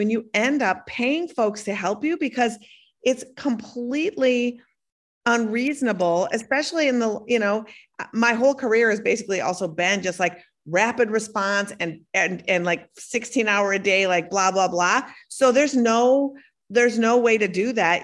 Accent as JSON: {"language": "English", "region": "Minnesota", "country": "United States", "tie": "born or raised there", "also_born_or_lived": "Brooklyn", "moved": "yes", "said": "I was born in Minnesota and I live part of the time in Brooklyn"}